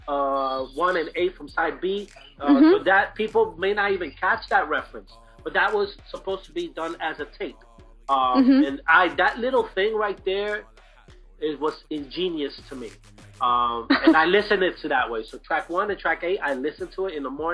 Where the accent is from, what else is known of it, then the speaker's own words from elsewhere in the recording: New York City, New York, United States; I grew up in Brooklyn